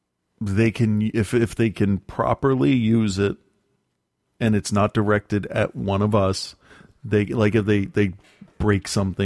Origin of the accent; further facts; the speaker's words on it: Great Plains, United States; also born or lived in San Francisco; now in Charleston, United States; I was born and raised in the Great Plains, and I have lived the past few decades in San Francisco, in the San Francisco of the East Coast, Charleston, South Carolina.